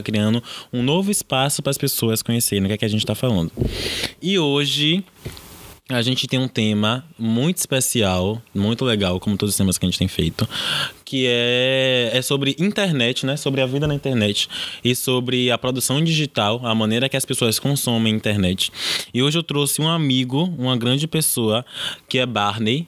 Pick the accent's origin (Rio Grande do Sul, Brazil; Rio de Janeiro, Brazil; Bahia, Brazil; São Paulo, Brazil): Bahia, Brazil; Salvador; a gente é do Nordeste, a gente é de Salvador